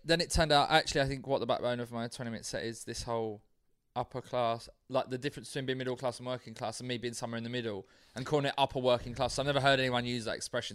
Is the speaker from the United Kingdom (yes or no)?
yes; London, United Kingdom; I'm from South London.